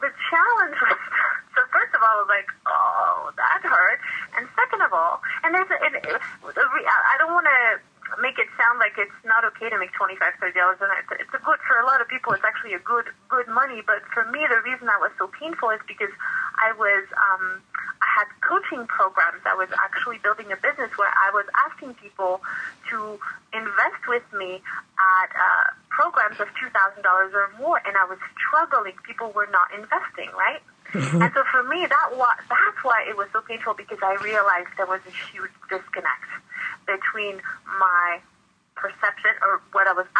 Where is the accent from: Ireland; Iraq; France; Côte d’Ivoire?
France; moved away as an adult; now in United States; I grew up in France